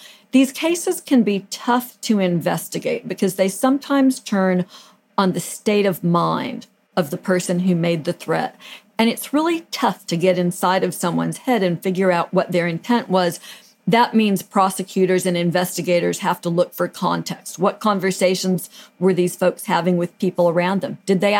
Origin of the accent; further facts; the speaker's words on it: Pasadena, California, United States; I grew up in the Pasadena area, which is just next door to Monrovia.